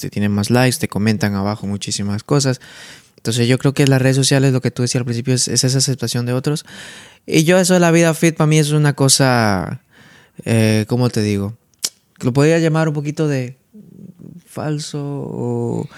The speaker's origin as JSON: {"language": "Spanish", "town": "Santa Cruz de la Sierra", "region": "Santa Cruz", "country": "Bolivia", "moved": "yes", "lives_now": "Netherlands", "said": "de Santa Cruz, donde vengo"}